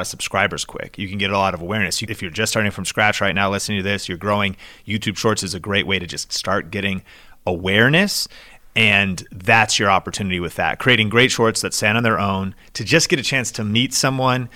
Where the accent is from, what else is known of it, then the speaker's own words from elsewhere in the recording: Seattle, Washington, United States; I grew up in Seattle